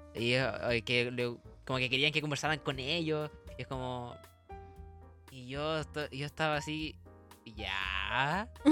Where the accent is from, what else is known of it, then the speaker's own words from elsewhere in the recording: Santiago, Santiago Metropolitan, Chile; soy de Santiago